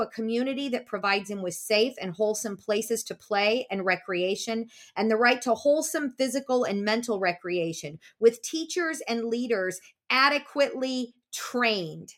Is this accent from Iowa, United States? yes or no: yes; Des Moines, Iowa, United States; I grew up in Des Moines, Iowa